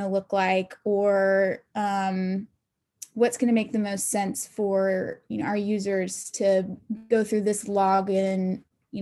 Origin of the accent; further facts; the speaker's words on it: Augusta, Georgia, United States; also born or lived in Atlanta, Georgia; I am originally from Augusta, Georgia